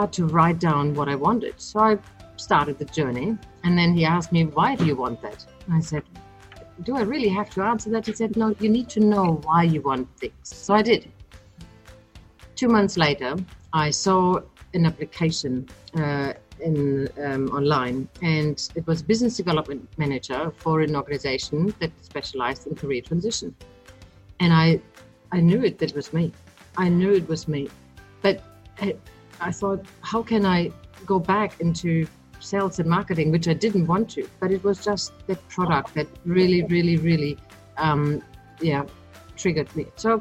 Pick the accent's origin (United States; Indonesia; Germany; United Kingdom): Germany; accent: German; moved away as an adult; now in Australia; I grew up in Germany, and 20 years ago I came to Australia